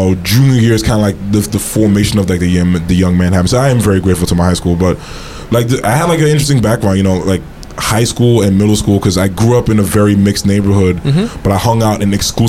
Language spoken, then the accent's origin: English; New York City, New York, United States; Born and raised in Brooklyn, New York.